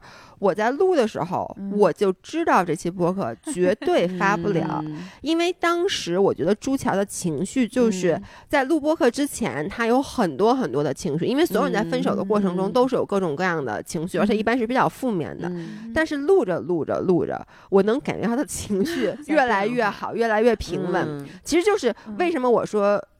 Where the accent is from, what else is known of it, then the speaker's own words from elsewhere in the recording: Beijing, China; also born or lived in Toronto; 然后我们是北京人